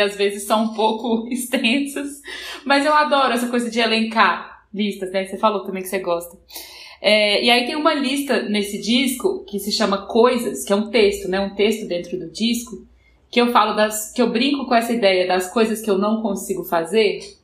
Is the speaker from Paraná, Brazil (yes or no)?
no; Minas Gerais, Brazil; eu sou mineira